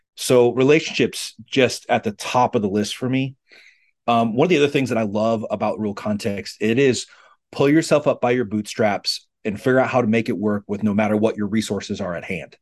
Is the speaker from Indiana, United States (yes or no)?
no; Western South Dakota, United States; I grew up in Western South Dakota